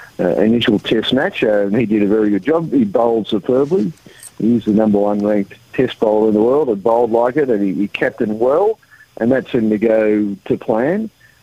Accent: Australia; Well, as Australian

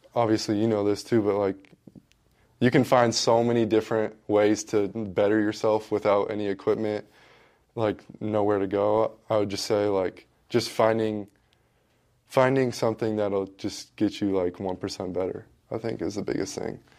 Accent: Washington, United States; moved away as an adult; growing up in Washington, I, I was always watching Gonzaga basketball 'cause everyone does in Washington

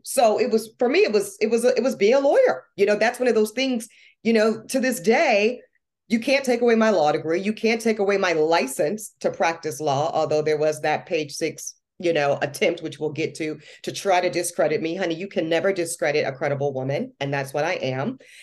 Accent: North Carolina, United States; also born or lived in Louisiana; I might have grown up in North Carolina, I was born in Louisiana

